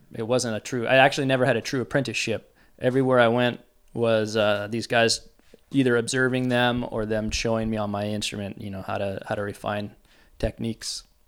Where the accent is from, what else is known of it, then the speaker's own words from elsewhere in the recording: San Diego, California, United States; I grew up here in San Diego